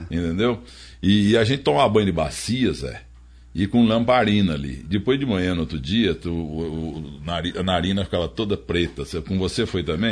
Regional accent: Muzambinho, Minas Gerais, Brazil; moved away as an adult; also born or lived in Guaxupé / Monte Belo / Curitiba; now in São Paulo, Brazil; eu sou de Guaxpé, Muzambi e Montebello

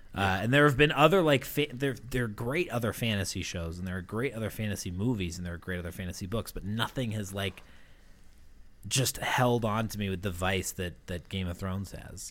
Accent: Massachusetts, United States; growing up in Massachusetts

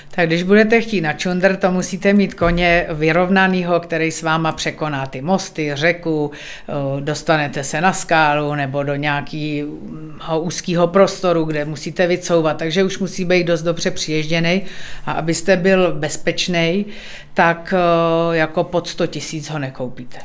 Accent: Bohemia, Czechia; tady u nás v Čechách

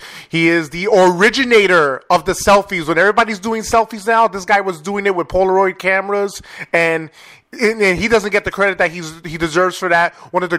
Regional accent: New York City, New York, United States; now in Twin Lakes, United States; I'm from New York City, so this is a big difference out here

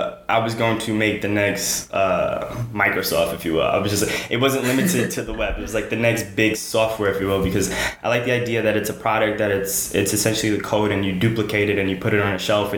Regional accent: Trinidad & Tobago; I was born in the Caribbean on a small island known as Trinidad

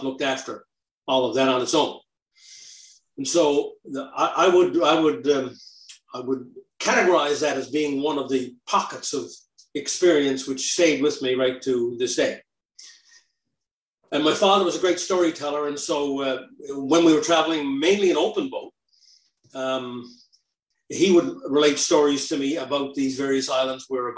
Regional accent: Marystown, Newfoundland and Labrador, Canada; also born or lived in Whitbourne, Newfoundland / Lewisporte, Newfoundland / St. John's, Newfoundland; I grew up then in Marystown from grade 4. I think I started grade 4 to beginning of the grade 9.

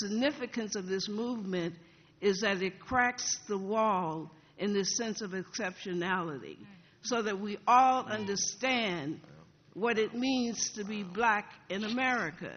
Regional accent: the South, United States; growing up in the South, black people operated from a theology and a pedagogy of resistance and accommodation.

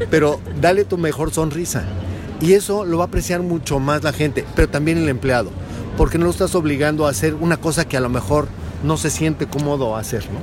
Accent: Mexico; Yo como mexicano me siento muy bien en entrar y ver un México moderno

